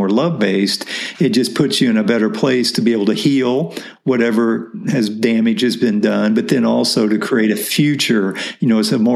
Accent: Midwest, United States; grew up in the Midwest

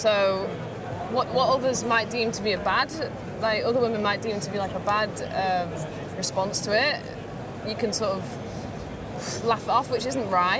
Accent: Blackpool, North West England, United Kingdom; moved away as an adult; also born or lived in London; I'm originally from Blackpool, so up north.

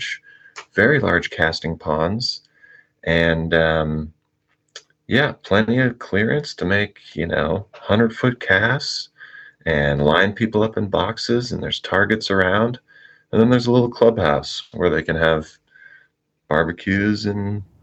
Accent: just north of San Francisco, Northern California, United States; I grew up in Northern California, just north of San Francisco.

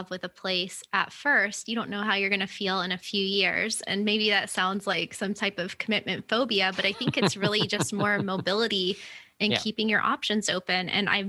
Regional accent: Florida, United States; born or raised there; moved away as an adult; now in Miami, United States

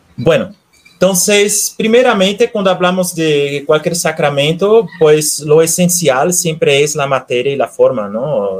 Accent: Recife, Pernambuco, Brazil; moved away as an adult; now in Guadalajara, Mexico; Soy natural de Brasil, de la ciudad de Recife

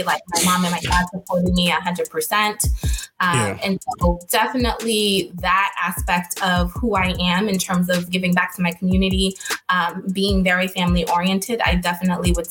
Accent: Boston, Massachusetts, United States; I was born and raised in Boston

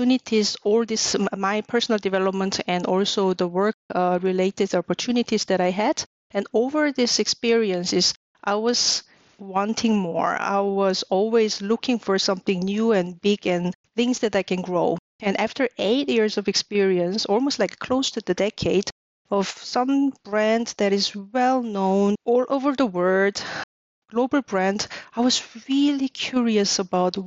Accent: Seoul, South Korea; moved away as an adult; also born or lived in New York / Munich, Germany / Malaga, Spain; now in Germany; I'm South Korean, born and raised in Seoul

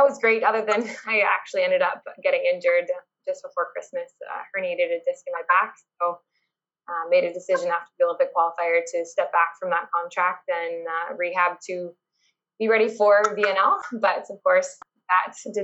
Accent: Canada; moved away as an adult; also born or lived in France / Austria; as Canadian athletes

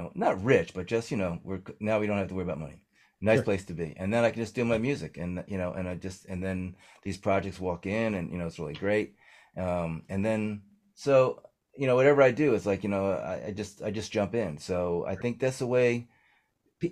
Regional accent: New Jersey, United States; I'm an idiot from New Jersey

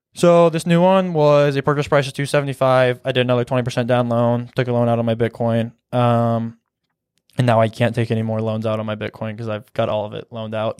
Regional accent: Columbus, Nebraska, United States; also born or lived in Kearney, Nebraska; I'm from Columbus, Nebraska.

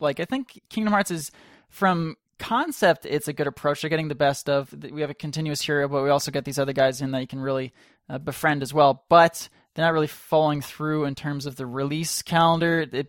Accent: Canada; I'm Canadian, and I sort of live near Toronto, if you count 2 hours away as near.

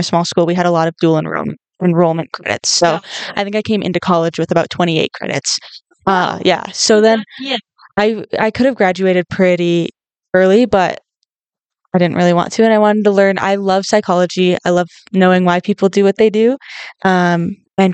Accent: northern Minnesota, United States; moved away as an adult; I grew up in Minnesota. I grew up in a small town in northern Minnesota

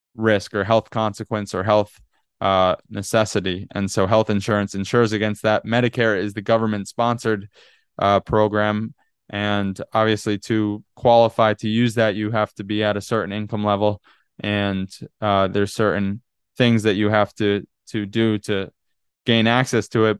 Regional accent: Northeast, United States; moved away as an adult; also born or lived in Boston; now in California, United States; growing up in the Northeast

